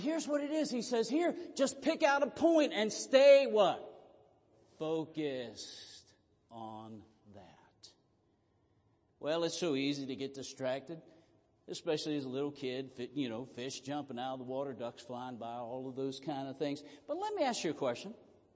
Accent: Southern Maryland, United States; moved away; I grew up in Southern Maryland

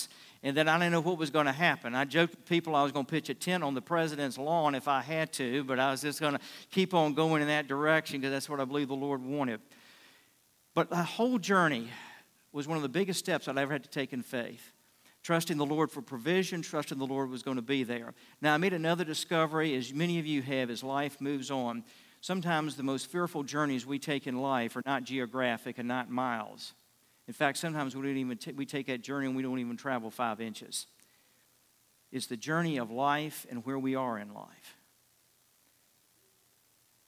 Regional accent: Richmond, Virginia, United States; moved away as an adult; also born or lived in Fort Worth, Texas; I grew up in Richmond

